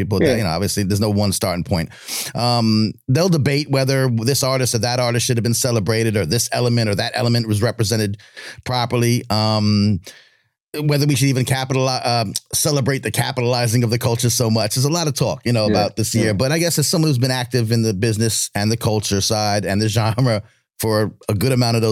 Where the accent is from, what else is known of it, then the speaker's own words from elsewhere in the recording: Long Island, New York, United States; I'm from Long Island